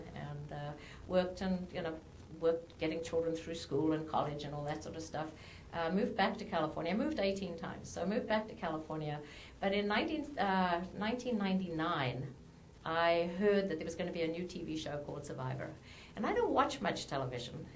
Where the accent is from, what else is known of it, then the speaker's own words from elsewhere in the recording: South Africa; moved away as an adult; now in United States; I was born and raised in South Africa